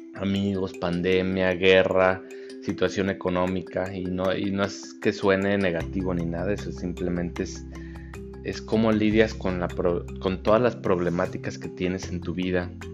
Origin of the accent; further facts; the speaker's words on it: Mexico; como buenos mexicanos